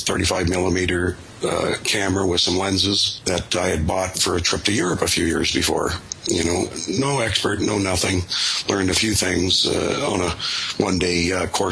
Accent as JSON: {"language": "English", "country": "Canada", "said": "I'm a Canadian"}